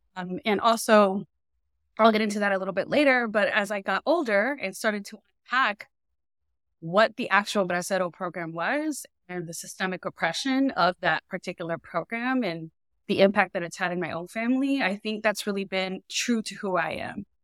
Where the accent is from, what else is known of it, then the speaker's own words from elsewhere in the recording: Inglewood, California, United States; I grew up in Inglewood, California, which is a community right outside of the L